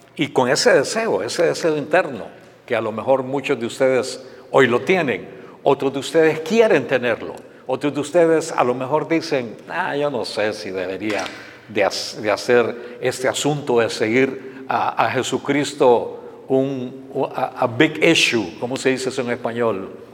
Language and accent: Spanish; Honduras; moved away as an adult; also born or lived in San Pedro Sula, Honduras; now in United States; mi país, en Honduras